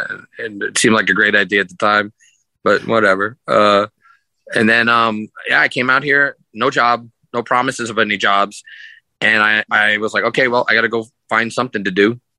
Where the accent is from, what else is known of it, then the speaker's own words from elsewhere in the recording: New York, United States; moved away as an adult; now in Las Vegas, United States; I'm originally from New York. I grew up in New York, and I moved to Las Vegas when I was 23 years old. And that would have been back in 1995.